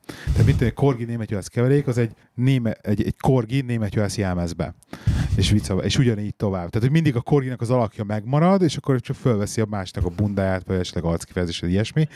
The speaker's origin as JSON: {"language": "Hungarian", "country": "Hungary", "moved": "as an adult", "lives_now": "England", "said": "mi is Magyarországról vagyunk"}